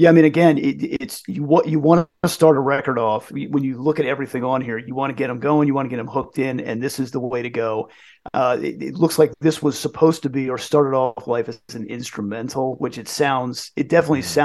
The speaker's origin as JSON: {"language": "English", "country": "Ireland", "lives_now": "England, United Kingdom", "said": "I am the Irish werewolf in England."}